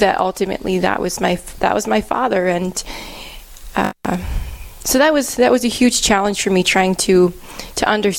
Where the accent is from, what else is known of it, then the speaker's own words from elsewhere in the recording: Milwaukee, Wisconsin, United States; moved away as an adult; now in Cook, United States; I'm originally from Milwaukee, Wisconsin, and I live here now in Cook, Minnesota